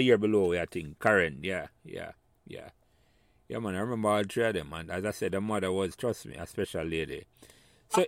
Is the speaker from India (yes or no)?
no; Jamaica; moved away as an adult; when we were growing up in Jamaica.